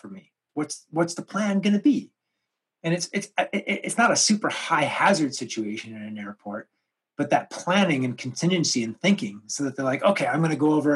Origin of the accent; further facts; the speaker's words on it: Canada; growing up in Canada